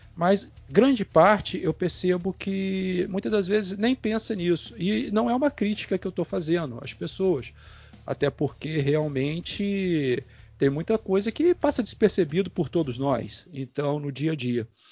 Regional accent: Campos dos Goytacazes, Rio de Janeiro, Brazil; eu moro aqui em Campos, né? Eu sou daqui de Campos

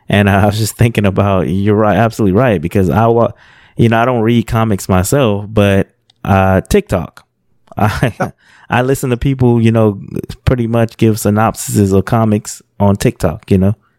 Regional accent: California, United States; I grew up in California

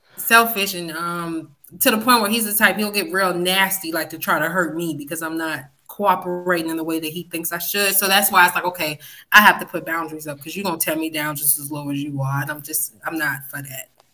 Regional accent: West Palm Beach, Florida, United States; accent: country twang; also born or lived in Fort Lauderdale, Florida; now in Georgia, United States; I'm, I'm originally from West Palm Beach. That's my hometown, even though I feel like I've been in Georgia forever.

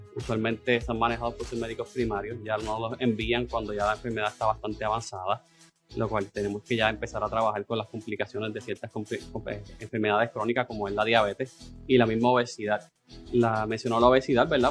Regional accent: Adjuntas, Puerto Rico; a mi pueblito de adjuntas

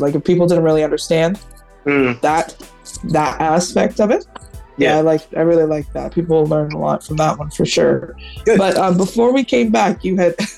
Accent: East Coast, Canada; also born or lived in Jamaica (ancestry); now in Toronto, Canada; I'm from the East Coast, so when I got to Toronto it was in 99.

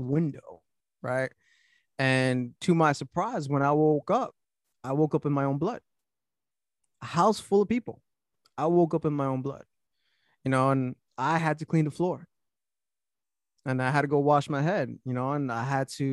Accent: New York City, New York, United States; also born or lived in Florida; Born and raised in Brooklyn

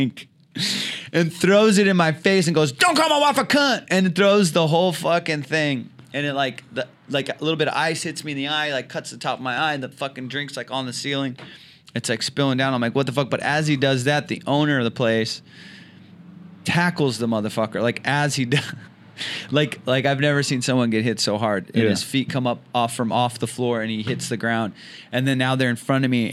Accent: Orange County, California, United States; I'm just like a kid from Orange County, California

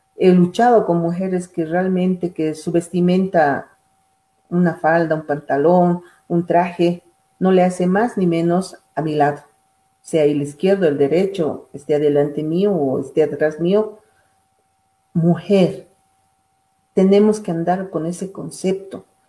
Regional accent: Bolivia; Todos somos bolivianos, hermanos del oriente, occidente, valles, somos uno

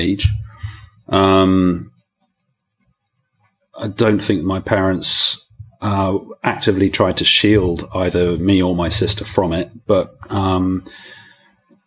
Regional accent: South Coast, England, United Kingdom; moved away as an adult; also born or lived in France; now in London, United Kingdom; I grew up on the South Coast, so I was down there for 20 years, living and studying in a town where people generally go to die, actually. And then I moved to London after

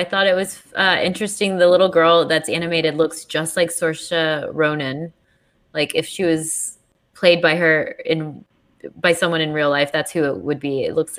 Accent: London, United Kingdom; I'm from London town.

